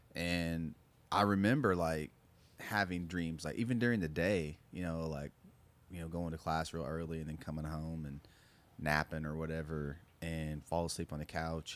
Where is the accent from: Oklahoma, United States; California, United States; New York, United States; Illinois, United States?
Oklahoma, United States; Muskogee; growing up in Muskogee